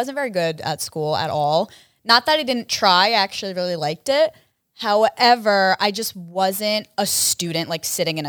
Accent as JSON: {"language": "English", "town": "Allentown", "region": "Pennsylvania", "country": "United States"}